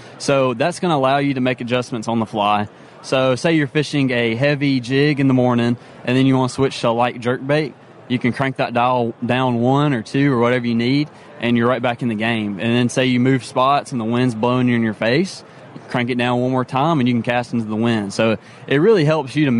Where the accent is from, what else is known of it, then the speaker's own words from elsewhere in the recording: Memphis, Tennessee, United States; I'm from Memphis, Tennessee.